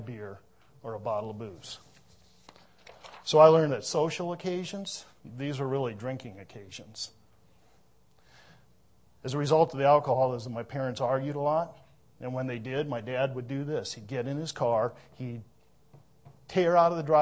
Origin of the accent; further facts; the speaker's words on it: Minnesota, United States; moved away; I was born in Minnesota.